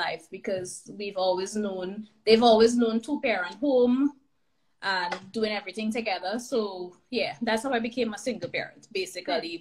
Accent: Trinidad & Tobago; moved away as an adult; now in Alberta, Canada; Recently left Trinidad, my hometown, born and raised, and made the big move to here in Alberta, Canada

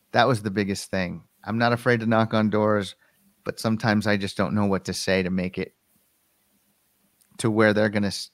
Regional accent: Colorado, United States; the company relocated our Denver offices to Connecticut, and I wanted to stay here in my home state.

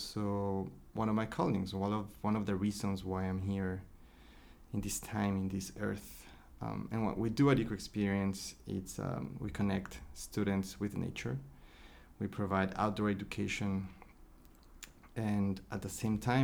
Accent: Ecuador; moved away as an adult; also born or lived in Miami, United States; now in San Francisco Bay Area, United States; I was born and raised in Ecuador, in South America. When I was 19, me and my family, we all moved to Miami.

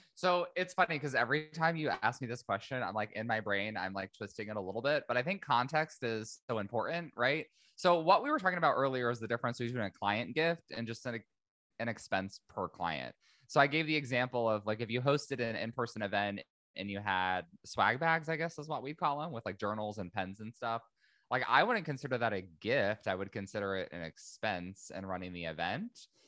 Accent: Indiana, United States; moved away as an adult; also born or lived in San Diego, California; I'm originally from Indiana, uh, moved to San Diego, California

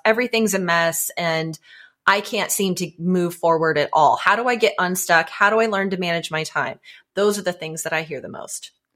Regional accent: Florida, United States; moved away as an adult; now in Atlanta, United States; I just recently moved here from Florida, and growing up in Florida

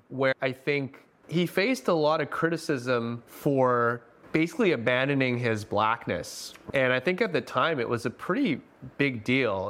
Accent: Delta, British Columbia, Canada; I grew up in North Delta in a, just a more white neighborhood

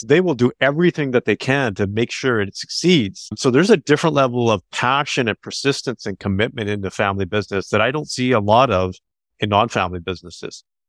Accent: Canada; they're Canadian, so I'm a Canadian

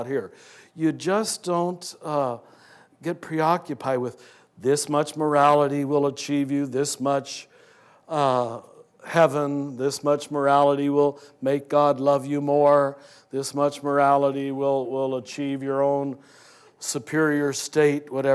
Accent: Kansas, United States; I was raised in Kansas

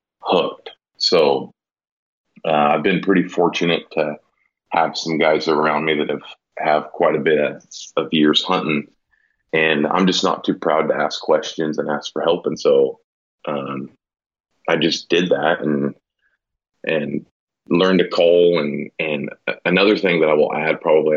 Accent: Willamina, Oregon, United States; I grew up out in Willamina

